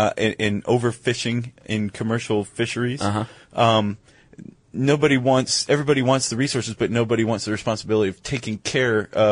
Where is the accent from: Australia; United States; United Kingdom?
United States; I'm an American.